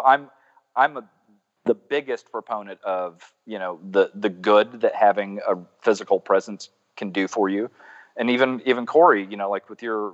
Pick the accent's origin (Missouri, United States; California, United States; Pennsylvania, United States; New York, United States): Missouri, United States; moved away as an adult; also born or lived in Arkansas; now in Chicago, United States; I'm Midwestern. I was born and raised in Missouri.